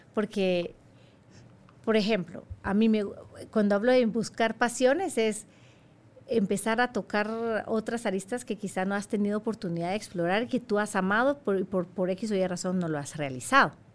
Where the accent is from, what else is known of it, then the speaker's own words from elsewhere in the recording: Guatemala; moved away as an adult; now in Saudi Arabia; yo soy de Guatemala